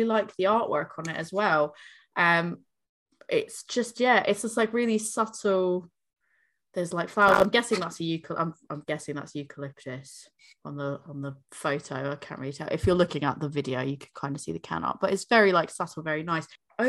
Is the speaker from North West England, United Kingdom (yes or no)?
no; South East England, United Kingdom; I'm from Berkshire. We've got like a few breweries in that area